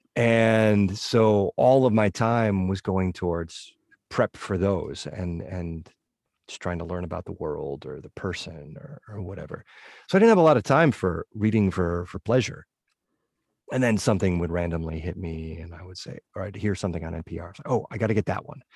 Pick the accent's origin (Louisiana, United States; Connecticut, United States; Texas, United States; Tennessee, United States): Connecticut, United States; northwestern; my hometown, this weird little nook in northwestern Connecticut